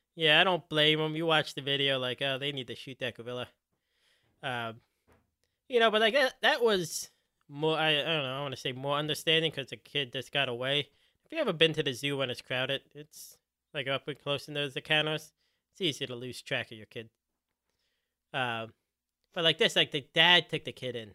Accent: Philadelphia, Pennsylvania, United States; now in Cincinnati, United States; I grew up in Philly

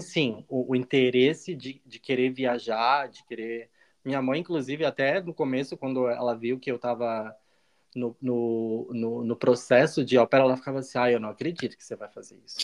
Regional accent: Balneário Piçarras, Santa Catarina, Brazil; moved away as an adult; also born or lived in United States; now in Berlin, Germany; eu sou também de Santa Catarina, de Balneário Pissarras, uma cidadezinha bem pequenininha, do lado de Penha

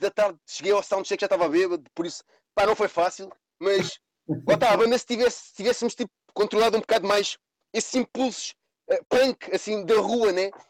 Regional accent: Cascais, Lisbon, Portugal; as pessoas pensam que eu sou de Lisboa, eu não sou de Lisboa, sou de Cascais, mais concretamente da parede, Carcavelos

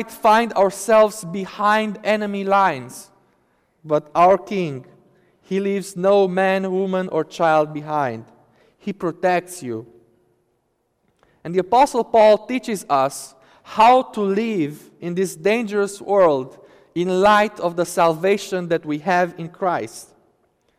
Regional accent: Romania; moved away; my home country, Romania

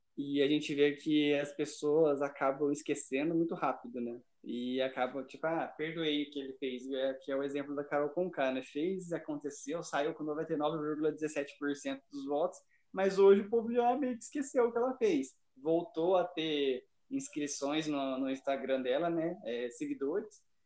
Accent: São José dos Campos, São Paulo, Brazil; nasci em São José, não tenho nada de goiano, nada de mineiro, não

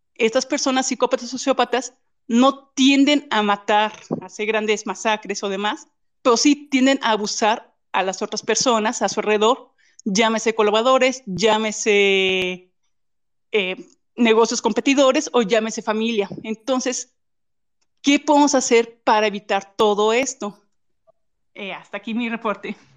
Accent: Guanajuato, Mexico; nosotros somos aquí ya de Guanajuato

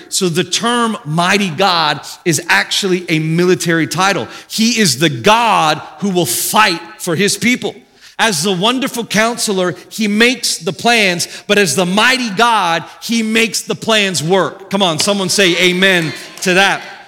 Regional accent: Australia; I'm from Australia, and in Australia, they kind of run words together a lot

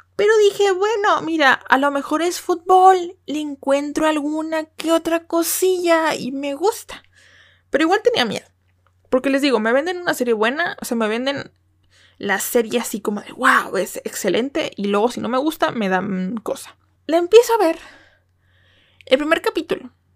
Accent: Mexico; first language Spanish; yo como mexicana

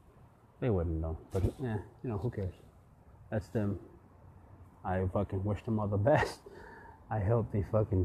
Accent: San Jose, California, United States; growing up in the West Coast here in San Jose

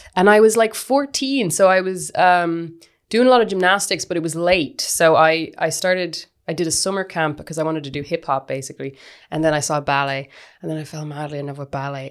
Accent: Kinvara, Connacht, Ireland; also born or lived in Galway; I grew up in the West of Ireland in Kinvara.

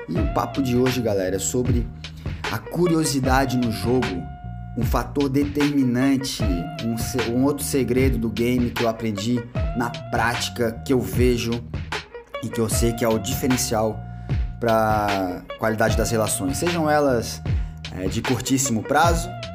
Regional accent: Brazil; a gente é brasileiro

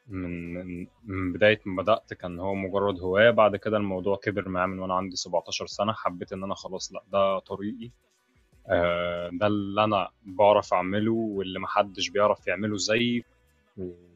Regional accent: Egypt; هنا عندنا في مصر بيتطور

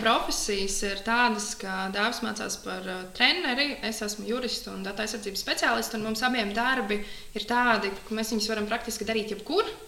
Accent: Talsi, Talsi Municipality, Latvia; also born or lived in Riga; Es nāku no Talsiem, visu mūžu esmu dzīvojis Talsos

